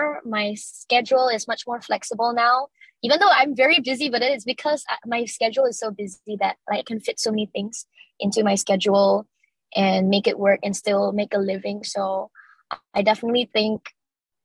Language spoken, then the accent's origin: English; Miri, Sarawak, Malaysia; moved away as an adult; now in Kuching, Malaysia; I'm actually from Miri, which is like the second largest city in Sarawak.